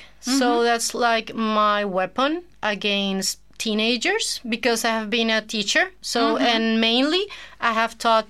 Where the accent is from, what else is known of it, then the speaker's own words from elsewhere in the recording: Caracas, Capital District, Venezuela; English is a second language; moved away as an adult; now in Jeju, South Korea; I come from Caracas, Venezuela. Mm-hmm. That's in South America. I'm 40 years old.